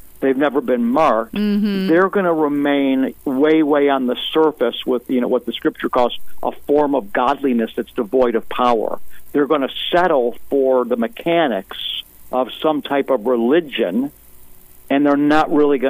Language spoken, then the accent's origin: English; United States; as an American